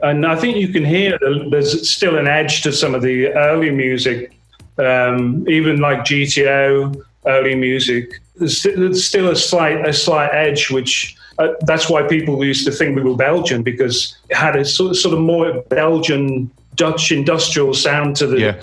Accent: Merseyside, North West England, United Kingdom; I grew up in Merseyside

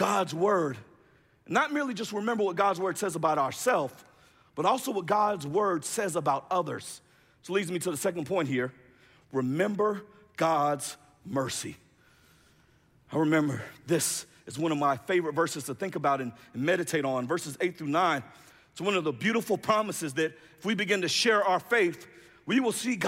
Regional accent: Jacksonville, Florida, United States; I'm from Jacksonville, Florida.

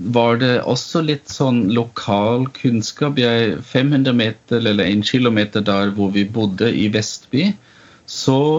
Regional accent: Vienna, Austria; Norwegian is a second language; moved away as an adult; also born or lived in Oslo, Norway; now in Stathelle, Norway; Jeg er født og oppvokst i Wien

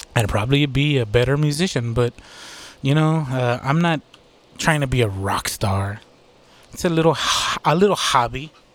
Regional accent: United States; I'm from the United States

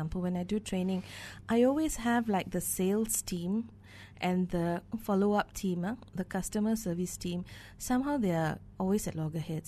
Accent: Malaysia

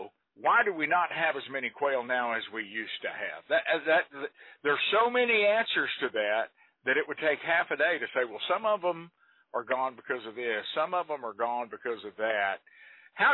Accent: Palo Pinto County, Texas, United States; also born or lived in Wise County, Texas; we're Texas boys. I grew up in Palo Pinto County.

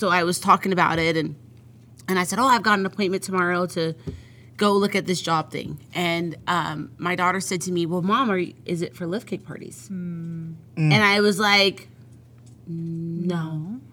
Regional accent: New Jersey, United States; now in Utah, United States; I'm from Jersey originally

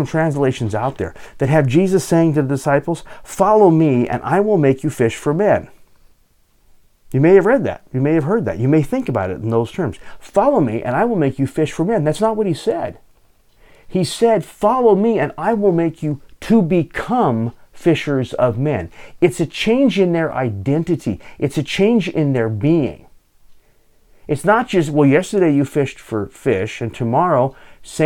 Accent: Southern California, United States; also born or lived in Pacific Northwest; now in Alaska, United States; I grew up in Southern California.

